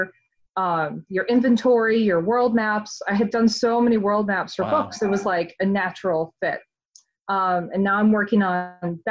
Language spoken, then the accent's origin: English; Atlanta, Georgia, United States; moved away as an adult; now in Salem, United States; I'm originally from Atlanta